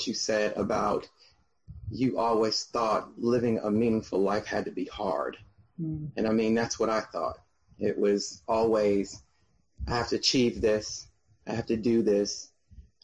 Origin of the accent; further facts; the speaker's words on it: Atlanta, Georgia, United States; moved away as an adult; now in Melbourne, Florida, United States; I'm from Atlanta, Georgia. Been there since